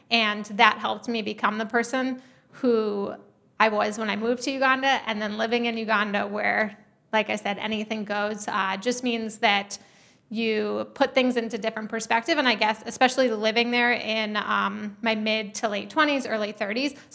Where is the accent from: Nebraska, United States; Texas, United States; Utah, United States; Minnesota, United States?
Minnesota, United States; And so living out in um, growing up in Minnesota, where he grew up